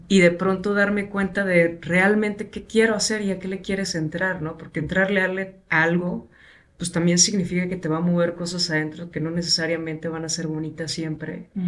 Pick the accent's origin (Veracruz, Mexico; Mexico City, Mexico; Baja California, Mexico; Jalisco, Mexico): Veracruz, Mexico; Minatitlán; yo crecí en Veracruz